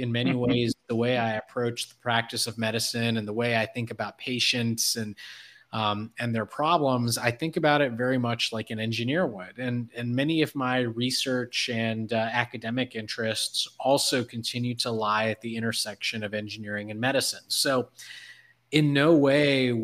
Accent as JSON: {"language": "English", "town": "Detroit", "region": "Michigan", "country": "United States", "said": "I was from Detroit"}